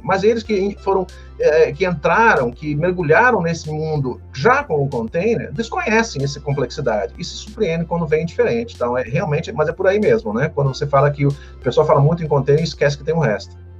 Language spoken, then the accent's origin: Portuguese; Santos, São Paulo, Brazil; moved away as an adult; now in Curitiba, Brazil; sou de Santos